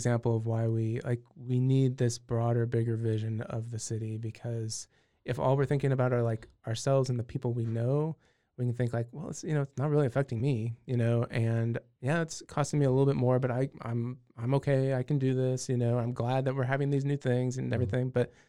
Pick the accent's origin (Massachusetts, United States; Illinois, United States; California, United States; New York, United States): California, United States; I will tell you I'm originally from California.